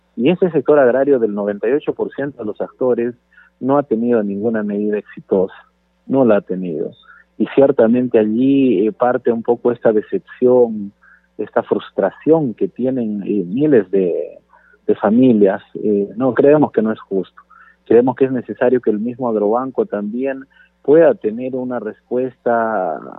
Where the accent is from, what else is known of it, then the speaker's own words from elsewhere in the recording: Peru; como peruanos